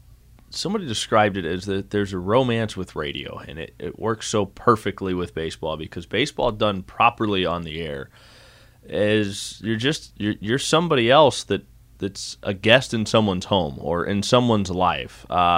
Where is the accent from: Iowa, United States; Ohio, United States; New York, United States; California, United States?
Iowa, United States; Davenport; I came from Davenport, Iowa, and I like Davenport, Iowa